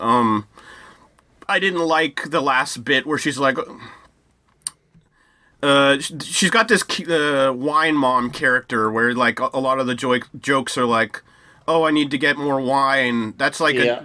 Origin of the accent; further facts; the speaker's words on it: United States; as an American